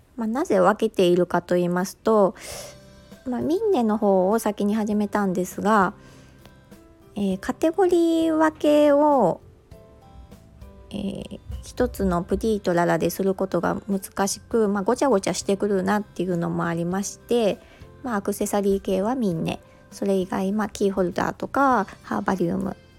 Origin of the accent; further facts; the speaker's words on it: Mie, Japan; 三重県出身